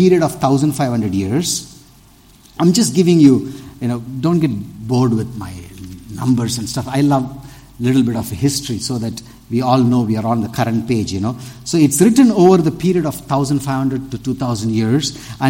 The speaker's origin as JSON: {"language": "English", "town": "Tirunelveli", "region": "Tamil Nadu", "country": "India", "said": "I'm from the South also, Trinilveli"}